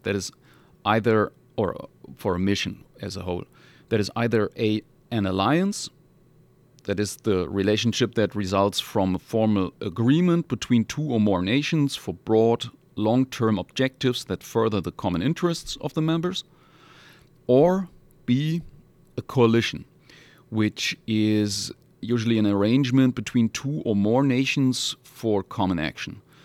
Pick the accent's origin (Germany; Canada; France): Germany; Hamburg; moved away; originally I come from Hamburg in northern Germany